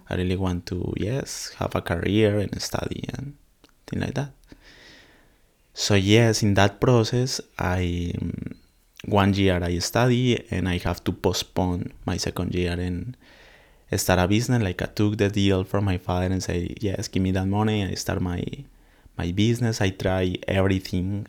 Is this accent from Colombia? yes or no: yes; Colombia; English is a second language; now in Australia; I'm from Colombia.